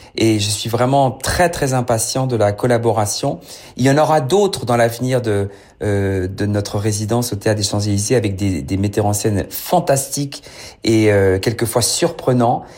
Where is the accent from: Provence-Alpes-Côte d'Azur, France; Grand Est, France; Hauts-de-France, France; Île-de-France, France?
Île-de-France, France; Paris; un, titi parisien, je suis né à Paris